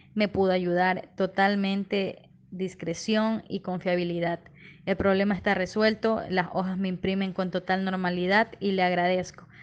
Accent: Ecuador; soy de Ecuador.

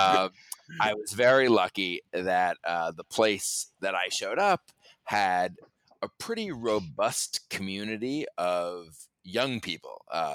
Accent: New York City, New York, United States; I grew up in New York City, actually, on Roosevelt Island

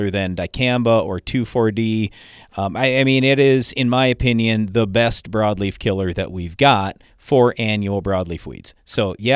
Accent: South Dakota, United States; we're from South Dakota

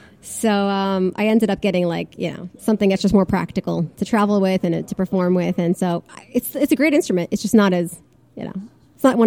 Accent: Fairfield, Connecticut, United States; moved away as an adult; also born or lived in Moscow, Russia / New York City / Boston; now in Los Angeles, United States; I grew up in Connecticut

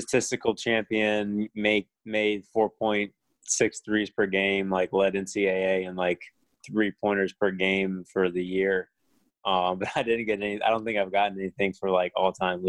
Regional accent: Orlando, Florida, United States; I grew up in Orlando.

